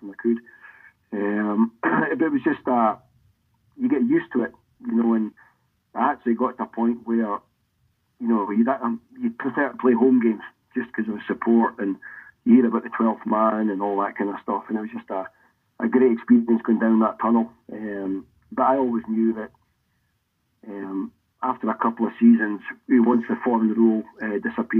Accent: Aberdeen, Scotland, United Kingdom; I grew up in Aberdeen

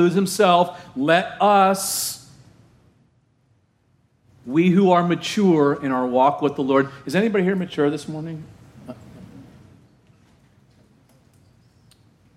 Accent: Orange County, Southern California, United States; my hometown in Southern California in Orange County

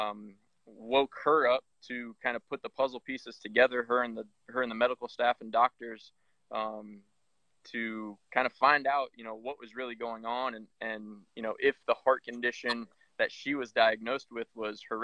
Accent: Iowa, United States; moved away as an adult; now in Columbus, United States; Me and my wife live in Columbus, Ohio, and I'm originally from Iowa.

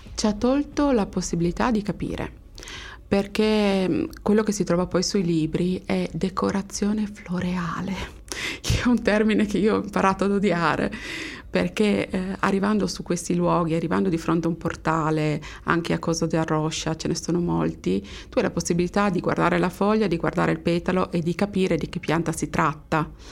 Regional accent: Friuli-Venezia Giulia, Italy; sono friulana

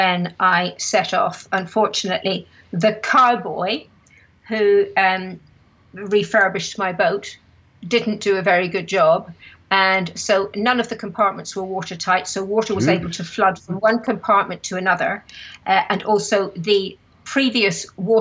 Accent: Belfast, Northern Ireland, United Kingdom; I was from Belfast

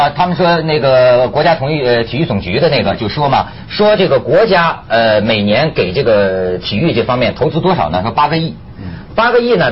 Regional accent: China; 但是我是一个中国人啊

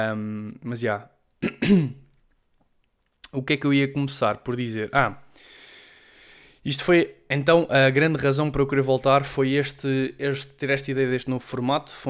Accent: Portugal; first language Portuguese; moved away as an adult; now in Madrid, Spain; falar a minha língua mãe

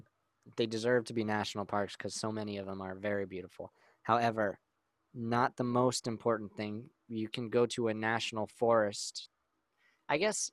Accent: United States; I'm American

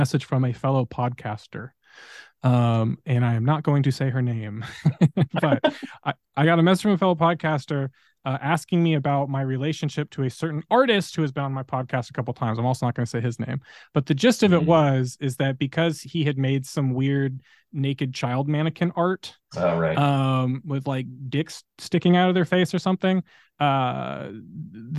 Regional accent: Southern California, United States; moved away; I grew up in SoCal with wildfires

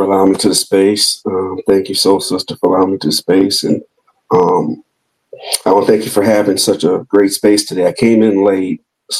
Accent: outside Chicago, Illinois, United States; moved away as an adult; now in Nashville, United States; As my sister would tell me, because all of my sisters were raised here except for me, is that you're a child of Nashville, even though you grew up outside Chicago.

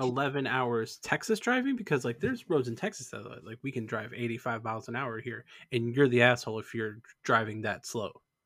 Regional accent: Canada; moved away; also born or lived in Alberta; I'm still Canadian

